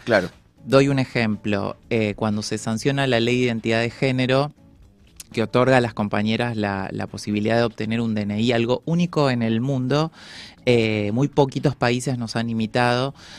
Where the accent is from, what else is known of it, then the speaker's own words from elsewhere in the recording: Paraná, Entre Ríos, Argentina; como en la ciudad de Paraná, donde yo nací